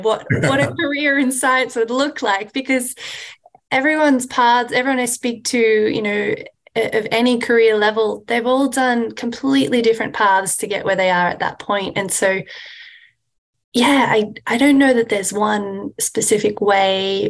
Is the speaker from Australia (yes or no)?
yes; Australia; moved away as an adult; also born or lived in Sydney, Australia; now in United States; I'm originally from Australia